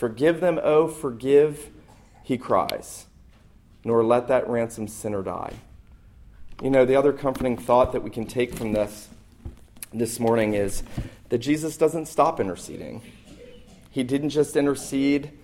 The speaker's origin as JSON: {"language": "English", "town": "St. Simons Island", "region": "Georgia", "country": "United States", "tie": "born or raised there", "moved": "yes", "said": "I was back where I grew up on St. Simon's"}